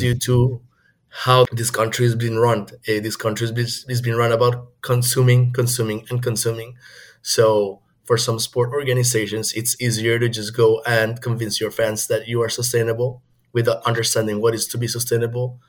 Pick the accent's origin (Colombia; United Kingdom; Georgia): Colombia; Bogotá; moved away as an adult; also born or lived in China; now in United States; I am from Bogota, Colombia. So, I moved to the US in 2016